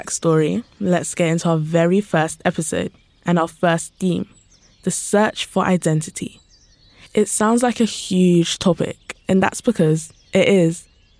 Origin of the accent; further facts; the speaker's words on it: London, United Kingdom; your narrator. I'm 15 years old and I'm from London.